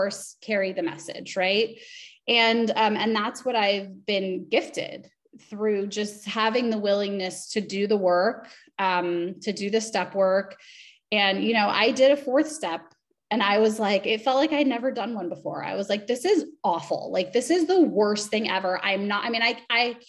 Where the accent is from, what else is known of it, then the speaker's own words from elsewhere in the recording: Los Angeles, California, United States; I'm from Los Angeles